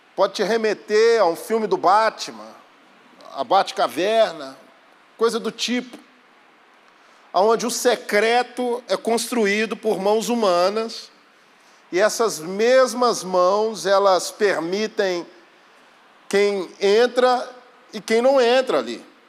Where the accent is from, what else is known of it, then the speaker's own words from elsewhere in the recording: Belo Horizonte, Minas Gerais, Brazil; sou de Belo Horizonte